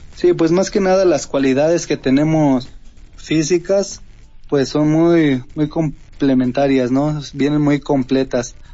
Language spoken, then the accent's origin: Spanish; Tlaxcala, Mexico; nosotros que somos de Tlaxcala